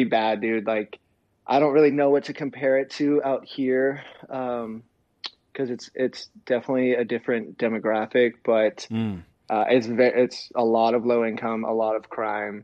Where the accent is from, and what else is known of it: Ventura, California, United States; born or raised there; also born or lived in San Bernardino, California / Fontana, California